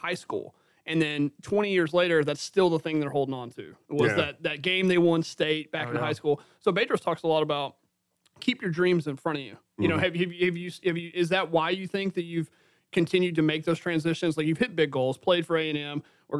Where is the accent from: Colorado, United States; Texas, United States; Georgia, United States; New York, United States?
Texas, United States; Southeast; we grew up in Southeast Texas